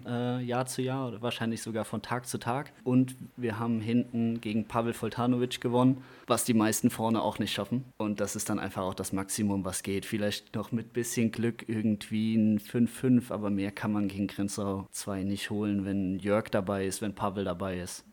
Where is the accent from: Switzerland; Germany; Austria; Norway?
Germany; Dernbach, Rhineland-Palatinate; ich komme aus Dernbach, hier bei Montabaur